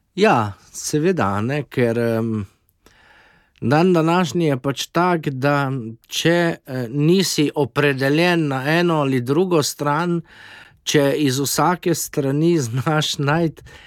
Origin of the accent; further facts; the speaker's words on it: Slovenia; moramo biti ponosni na domovino Slovenijo